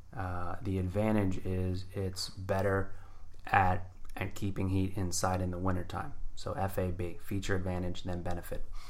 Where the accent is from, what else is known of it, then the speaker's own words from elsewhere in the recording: New Jersey, United States; I grew up in Jersey